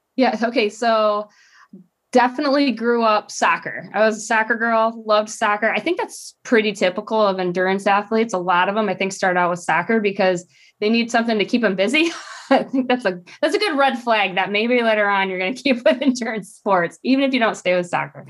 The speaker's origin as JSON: {"language": "English", "region": "Michigan", "country": "United States", "tie": "born or raised there", "also_born_or_lived": "Idaho", "moved": "as an adult", "said": "I grew up in Michigan, little state"}